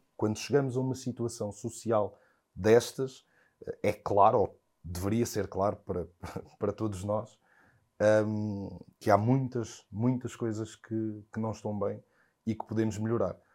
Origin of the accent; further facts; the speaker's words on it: Portugal; fui crescendo cá em Portugal